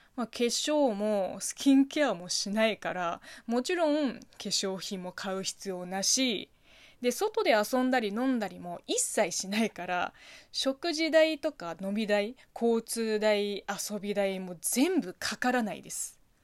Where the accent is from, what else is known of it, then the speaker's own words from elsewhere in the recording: China; Japanese is a second language; moved away as an adult; now in Japan; 中国人留学生